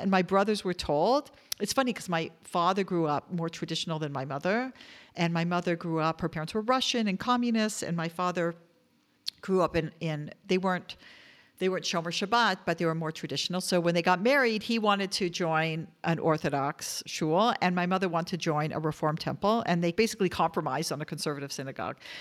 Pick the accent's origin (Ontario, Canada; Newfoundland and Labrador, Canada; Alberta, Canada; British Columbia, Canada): Ontario, Canada; Toronto; I grew up in Toronto, Canada